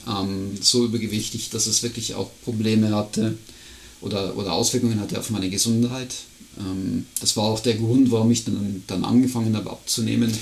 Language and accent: German; near Regensburg, Bavaria, Germany; moved away as an adult; now in Switzerland; ich bin ja auch in Deutschland geboren